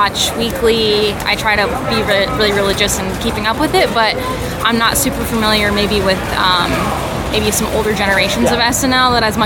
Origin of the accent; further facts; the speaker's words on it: Iowa, United States; moved away as an adult; also born or lived in Manhattan; now in New York, United States; I'm currently living in Manhattan, but I'm from Iowa originally.